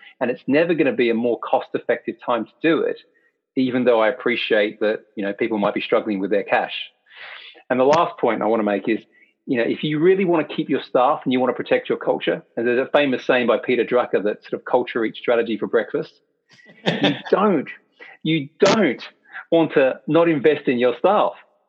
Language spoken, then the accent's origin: English; Australia; born there; accent: hybrid Australian English; It's a hybrid Australian English accent, and I'll get into that. So I was born in Australia